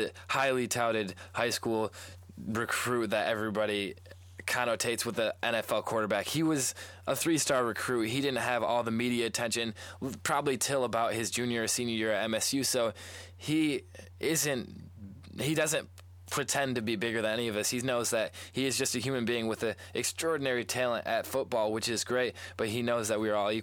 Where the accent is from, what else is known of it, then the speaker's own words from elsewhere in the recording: East Lansing, Michigan, United States; growing up in East Lansing, if I ever go back to East Lansing High School